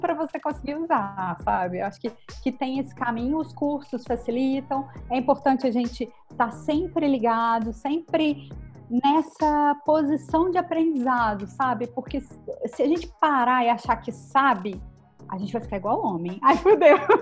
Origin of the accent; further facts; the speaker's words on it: Brazil; Sou brasileira